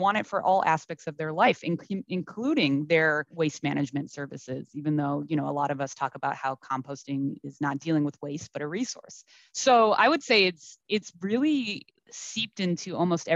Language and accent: English; East Coast, United States; now in Los Angeles, United States; I'm from the East Coast originally